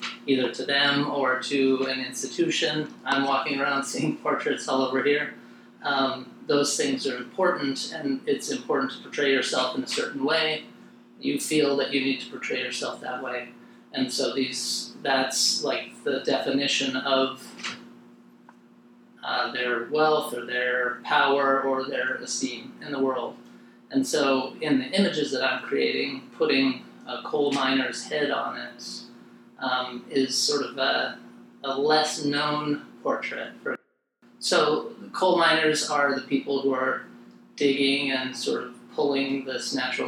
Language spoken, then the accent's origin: English; Wyoming, United States; moved away; when I moved away from Wyoming, where I grew up